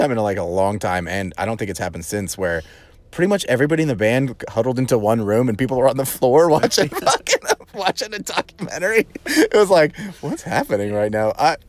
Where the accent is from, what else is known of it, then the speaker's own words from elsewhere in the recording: Texas, United States; We're from Texas.